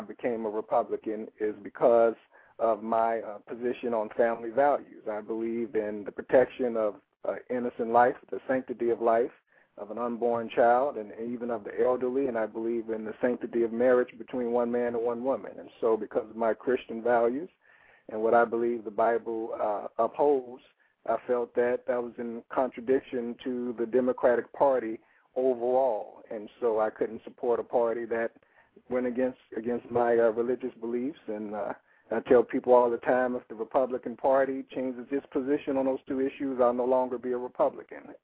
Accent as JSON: {"language": "English", "town": "Chicago", "region": "Illinois", "country": "United States", "tie": "born or raised there", "said": "my experiences growing up in Woodlawn"}